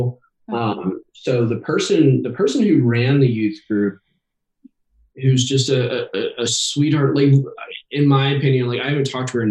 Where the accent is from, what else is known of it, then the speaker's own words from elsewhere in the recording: Cincinnati, Ohio, United States; I'm from Cincinnati.